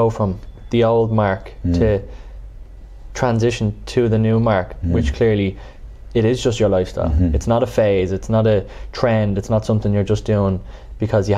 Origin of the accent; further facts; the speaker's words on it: Dublin, Leinster, Ireland; I grew up in Drimna just across from Richmond Park.